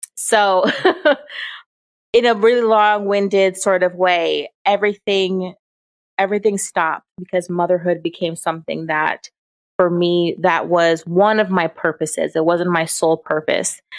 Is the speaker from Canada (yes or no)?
no; Jamaica; I'm Jamaican